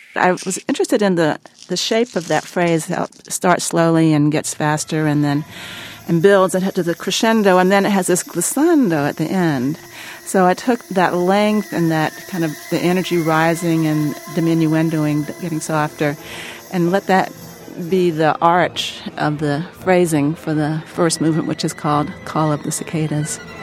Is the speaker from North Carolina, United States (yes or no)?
yes; North Carolina, United States; I'm from North Carolina